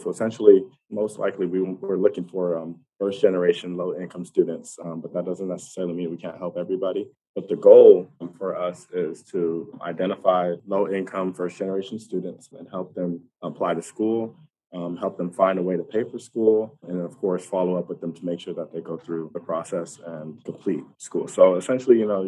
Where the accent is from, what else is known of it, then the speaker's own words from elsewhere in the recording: Immokalee, Florida, United States; moved away as an adult; now in Gainesville, United States; I am from South Florida, a small farm town called Immokalee. I moved here to Gainesville to pursue my education